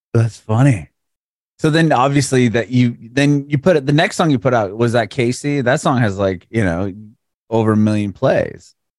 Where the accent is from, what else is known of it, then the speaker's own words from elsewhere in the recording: San Diego, California, United States; now in Nashville, United States; I'm in Nashville, Tennessee, but I'm originally from San Diego